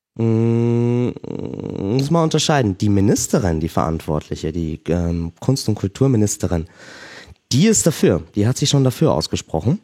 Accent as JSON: {"language": "German", "country": "Austria", "said": "bei uns in Österreich"}